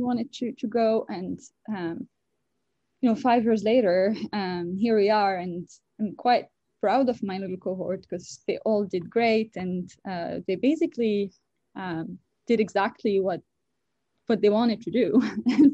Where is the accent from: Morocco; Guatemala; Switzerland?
Morocco; Casablanca, Casablanca-Settat; moved away as an adult; also born or lived in France; now in United States; I was born and raised in Morocco, a country in Northwest Africa